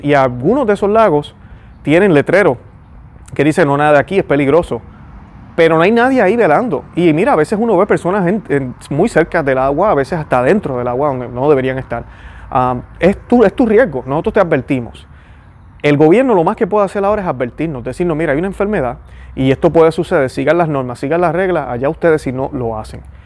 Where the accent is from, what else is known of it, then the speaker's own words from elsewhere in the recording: Puerto Rico; los puertorriqueños somos puertorriqueños, eso nos hace hermanos, porque tenemos en común una tierra, tenemos en común una patria